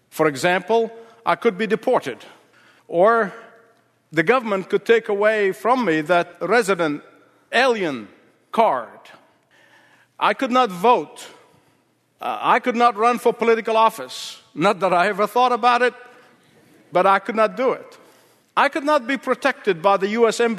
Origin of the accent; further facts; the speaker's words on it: Australia; moved away as an adult; now in United States; 1977, my family and I came from Australia to the west coast of the United States where I was doing graduate studies, so we came on a student visa.